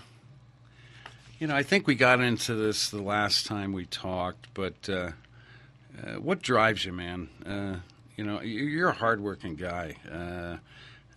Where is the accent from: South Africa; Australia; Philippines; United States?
United States; East Coast; moved away; I was raised in the East Coast, so I grew up in a 200-year-old house